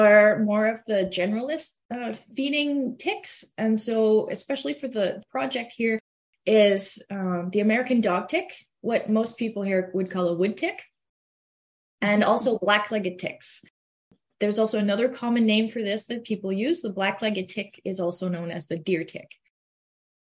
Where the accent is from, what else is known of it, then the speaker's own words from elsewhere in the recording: Quebec, Canada; English is a second language; moved away as an adult; also born or lived in Lethbridge, Alberta; now in Manitoba, Canada; I'm originally from Quebec. That's where I grew up, and that's where I did all my school through undergrad and everything in French.